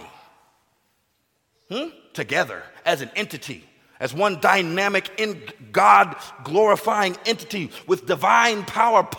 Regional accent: United States; I'm American does not automatically make me Christian

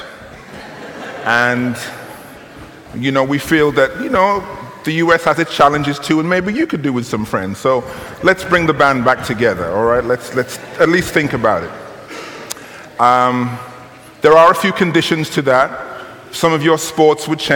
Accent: United Kingdom; you will tell from my accent, and perhaps from some of you will know, that I'm from the United Kingdom, Great Britain

